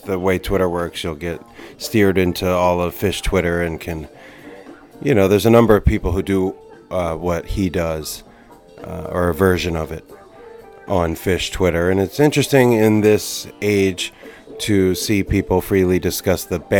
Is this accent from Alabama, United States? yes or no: no; Atlantic City area, New Jersey, United States; moved away; it was just like in my backyard where I grew up, the beach I learned to surf on with my hometown homies.